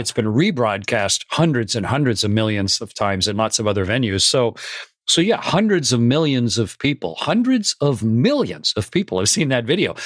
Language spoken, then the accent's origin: English; Canada; I was a test pilot with the U S Air Force and the U S Navy as a Canadian.